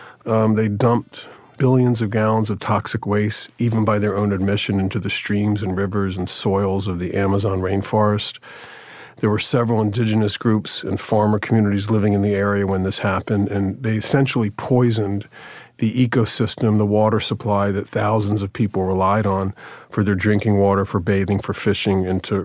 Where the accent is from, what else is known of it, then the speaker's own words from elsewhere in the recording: Jacksonville, Florida, United States; Jacksonville, Florida.